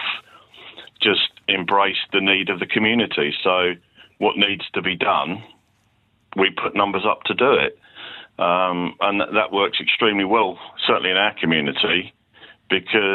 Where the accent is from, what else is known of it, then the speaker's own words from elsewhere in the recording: Letchworth Garden City, East of England, United Kingdom; they were my hometown club